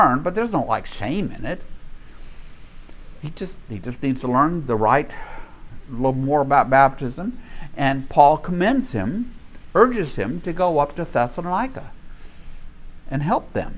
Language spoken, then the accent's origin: English; Minden, Louisiana, United States; I'm from Minden, Louisiana